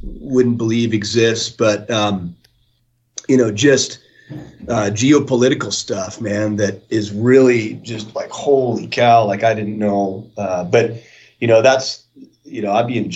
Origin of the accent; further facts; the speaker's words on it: the North, United States; moved away as an adult; also born or lived in the West; I grew up, in the North